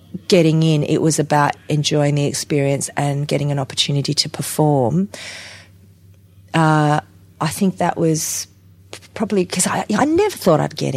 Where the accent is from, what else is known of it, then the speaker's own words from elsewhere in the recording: Adelaide, South Australia, Australia; also born or lived in Whyalla / Port Pirie; I grew up in Adelaide during the Don Dunstan years when drama was taught at primary schools, when we moved to Adelaide